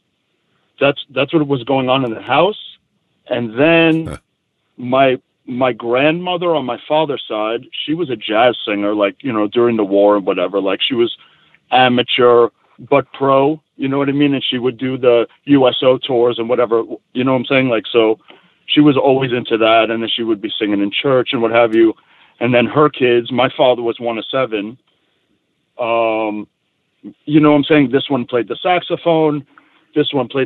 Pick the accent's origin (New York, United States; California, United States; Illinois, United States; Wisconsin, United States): New York, United States; New York City; moved away as an adult; now in Portland area, Oregon, United States; I'm from Queens